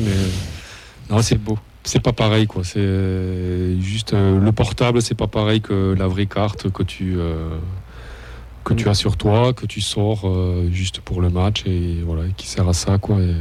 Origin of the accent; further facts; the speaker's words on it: Toulouse, Occitania, France; je viens de Toulouse